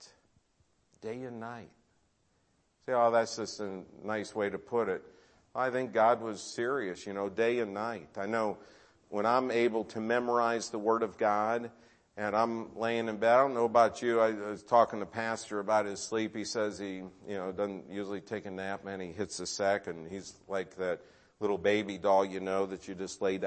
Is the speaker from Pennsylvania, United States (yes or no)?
no; Cleveland, Ohio, United States; I grew up in Cleveland.